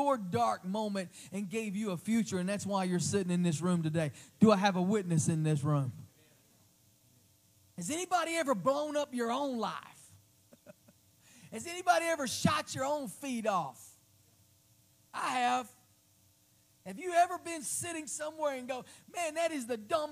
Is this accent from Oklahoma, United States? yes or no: yes; Oklahoma City, Oklahoma, United States; moved away as an adult; also born or lived in Crossville, Tennessee; my hometown, my home city, a few blocks from where I used to work in Oklahoma City